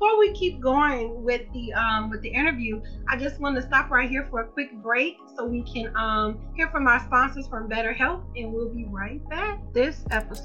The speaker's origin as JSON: {"language": "English", "town": "Chicago", "region": "Illinois", "country": "United States", "tie": "born or raised there", "said": "I'm from Chicago, Illinois. So when I went to high school, we have metal detectors."}